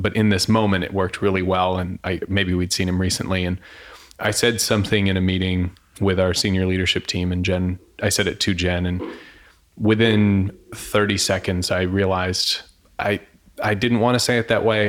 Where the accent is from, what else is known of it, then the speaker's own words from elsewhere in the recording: Florida, United States; I grew up in Florida